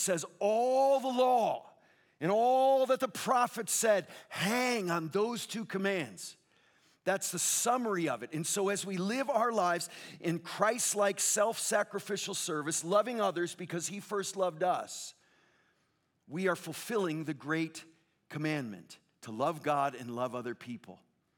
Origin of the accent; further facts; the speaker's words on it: Connecticut, United States; moved away as an adult; also born or lived in Chicago; now in Southern California, United States; I grew up in Connecticut for 28 years before I lived in Chicago for 7 and then out in Southern California for 24